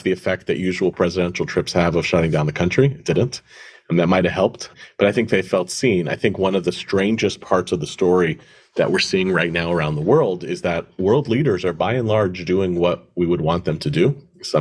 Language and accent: English; United States; I feel as an American